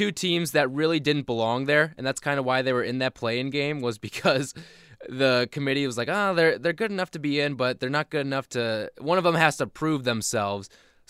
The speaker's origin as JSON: {"language": "English", "region": "Midwest", "country": "United States", "said": "I'm from the Midwest"}